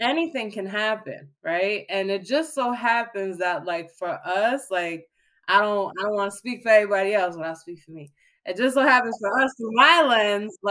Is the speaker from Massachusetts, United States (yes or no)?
yes; Boston, Massachusetts, United States; We're both from Boston.